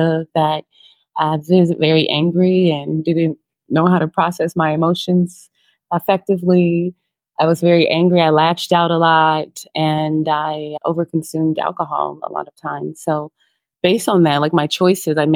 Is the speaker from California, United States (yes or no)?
yes; Los Angeles, California, United States; moved away as an adult; now in Santa Marta, Colombia; I'm from Los Angeles, California, South Central. I had a very interesting childhood